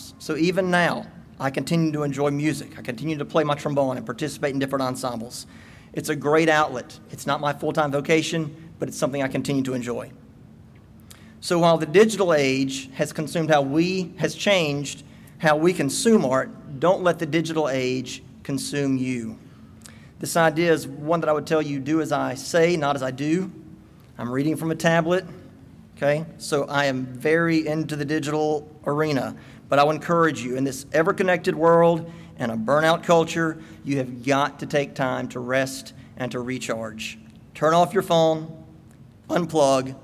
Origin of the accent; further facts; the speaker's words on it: Starkville, Mississippi, United States; I grew up in Starkville